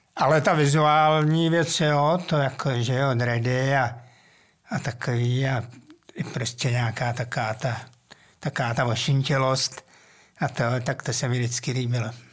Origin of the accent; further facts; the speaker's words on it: Mladá Boleslav, Central Bohemian Region, Czechia; já jsem vlastně jako dítě nebydlel úplně přímo v Boleslavi, mm-hmm. ale na vesnici.